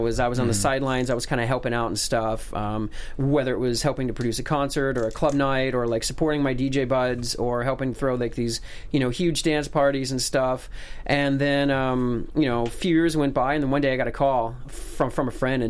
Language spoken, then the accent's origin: English; Germany; moved away; also born or lived in United States; Yeah. I was born in the States. {S0} Okay. {S2} But I grew up in Germany. My father was he's an engineer.